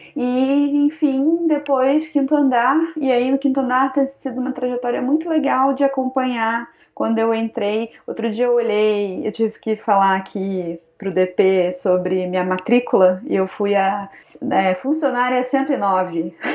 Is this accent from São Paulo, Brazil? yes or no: no; interior of Rio de Janeiro, Brazil; moved away as an adult; also born or lived in Ohio, United States; eu sou do interior do Rio de Janeiro